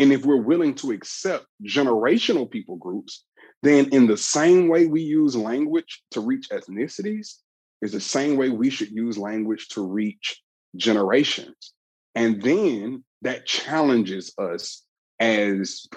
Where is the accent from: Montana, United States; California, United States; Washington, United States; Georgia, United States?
Georgia, United States; Atlanta; I'm from the Southeast region of the United States in Atlanta, Georgia